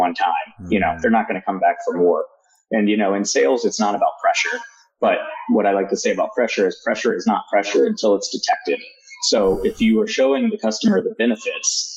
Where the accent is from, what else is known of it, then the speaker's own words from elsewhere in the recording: Roanoke, Virginia, United States; the state of Virginia, where I grew up in Roanoke